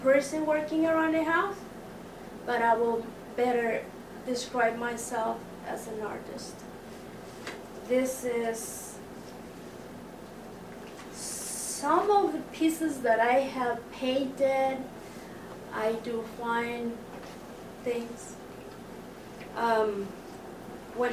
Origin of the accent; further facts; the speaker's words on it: Mexico; now in United States; I was born in Mexico